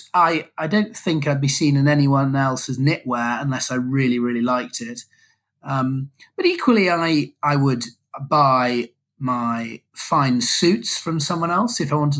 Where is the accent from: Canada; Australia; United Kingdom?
United Kingdom; being a Brit traveling abroad to, you know, do business in the States